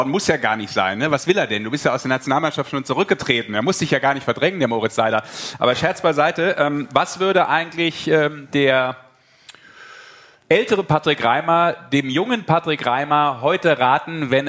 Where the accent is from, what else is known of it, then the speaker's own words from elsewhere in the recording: Düsseldorf, North Rhine-Westphalia, Germany; born there; ich bin gebürtiger Düsseldorfer und äh, dementsprechend auch durchaus einer gewissen Rockband in Düsseldorf ähm, zugeneigt.